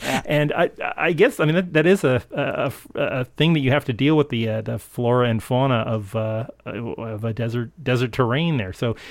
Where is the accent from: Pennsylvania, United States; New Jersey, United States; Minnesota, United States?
New Jersey, United States; I'm just an old man. I'm an East Coast guy. I grew up in New Jersey